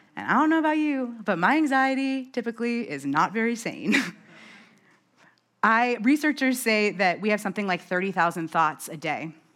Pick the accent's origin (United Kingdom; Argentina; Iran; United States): United States; New York; I'm from New York.